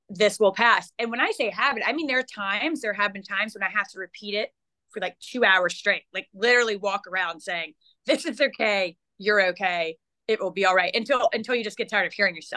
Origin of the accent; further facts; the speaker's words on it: South Carolina, United States; I grew up in South Carolina, grew up a Clemson fan